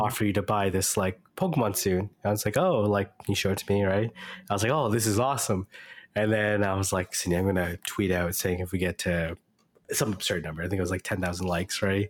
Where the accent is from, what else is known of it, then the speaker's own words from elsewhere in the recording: Canada; I'm Canadian